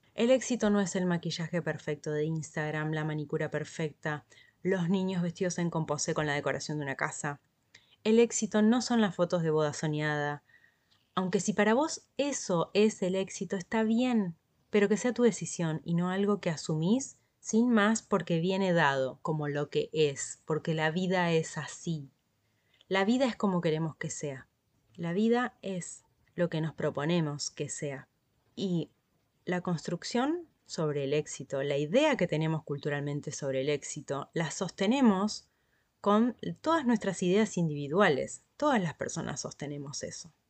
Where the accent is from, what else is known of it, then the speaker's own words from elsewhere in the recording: Argentina; en mi país, en Argentina